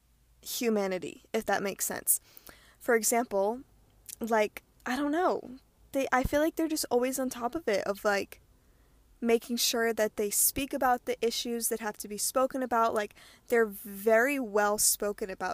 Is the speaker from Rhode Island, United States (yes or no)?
yes; Rhode Island, United States; moved away as an adult; also born or lived in Hawaii; I am born and raised in Rhode Island, the smallest state in the United States.